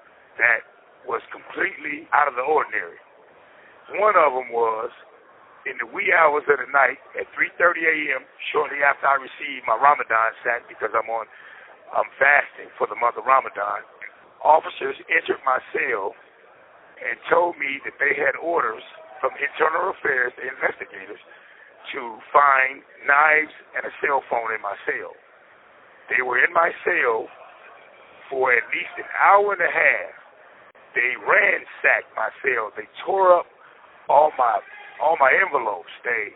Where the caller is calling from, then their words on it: Indiana, United States; I'm calling in from Wabash Valley Correctional Facility.